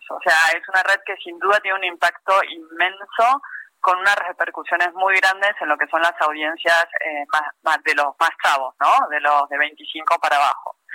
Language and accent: Spanish; Mexico; nosotros que somos mexicanos